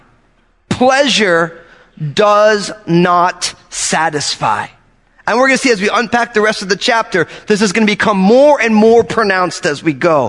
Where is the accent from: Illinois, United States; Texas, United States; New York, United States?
New York, United States; outside of; moved away; also born or lived in San Francisco Bay Area; growing up outside of New York